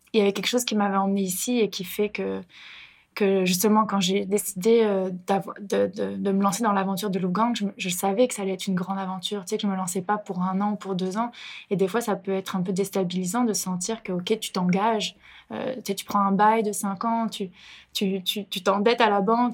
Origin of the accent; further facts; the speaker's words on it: France; moved away as an adult; now in Montreal, Canada; Je viens en effet de France, une Française euh, à Montréal